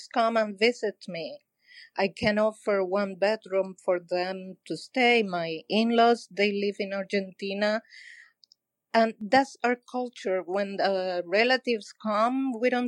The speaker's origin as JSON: {"language": "English", "country": "Cuba", "moved": "yes", "lives_now": "Miami Beach, United States", "said": "I'm from Cuba. I came in 1995"}